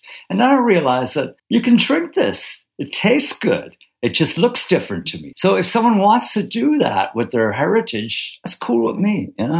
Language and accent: English; Ireland; now in New York, United States